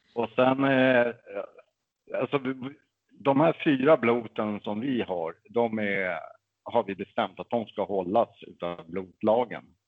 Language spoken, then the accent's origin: Swedish; Stockholm, Stockholm County, Sweden; also born or lived in Märsta; Född och uppväxt i Bagarmossen i södra Stockholm. Bor nu i Märsta